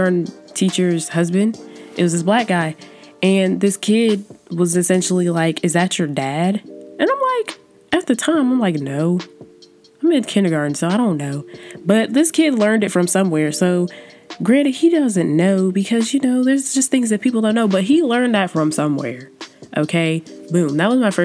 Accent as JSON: {"language": "English", "region": "Georgia", "country": "United States", "accent": "Southern", "said": "I've come in full circle of my Southern roots, and I accept the fact that I'm from Georgia, and I accept the fact that sometimes my accent's going to come out"}